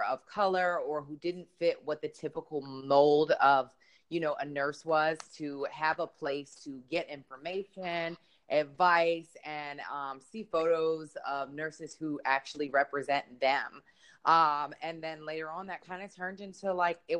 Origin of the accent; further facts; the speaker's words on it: Philadelphia, Pennsylvania, United States; moved away; I'm from Philadelphia, Pennsylvania